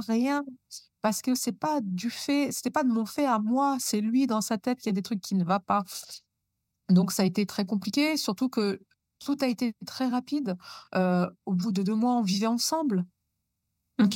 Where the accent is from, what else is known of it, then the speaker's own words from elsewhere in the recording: Normandy, France; also born or lived in Chambéry, Savoie; on a quitté la Savoie pour venir vivre en Normandie. Donc, j'avais plus ou moins sept ans